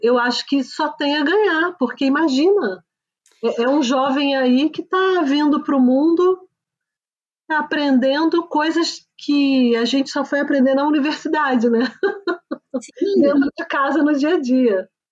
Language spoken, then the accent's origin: Portuguese; Brazil; now in Switzerland; E como a gente não vem da Suécia, a gente vem do Brasil